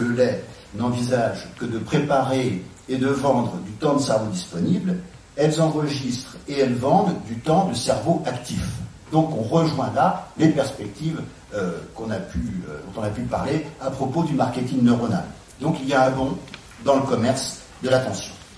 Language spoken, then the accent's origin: French; France; en tant que Français